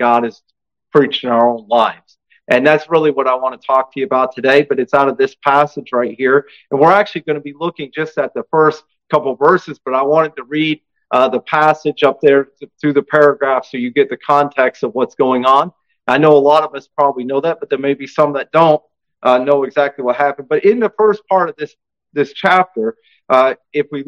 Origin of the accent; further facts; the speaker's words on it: New England, United States; moved away; also born or lived in upstate New York / Italy / Slovenia; I'm from New England originally